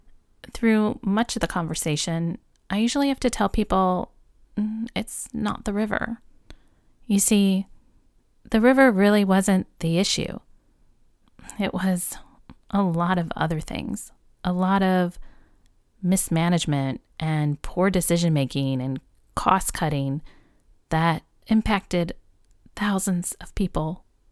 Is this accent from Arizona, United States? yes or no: no; Flint, Michigan, United States; where are you from? And I say, Flint, Michigan.